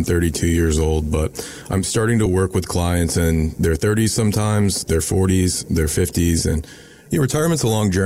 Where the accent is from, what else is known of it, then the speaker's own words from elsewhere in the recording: Irmo, South Carolina, United States; So I grew up in Irmo, South Carolina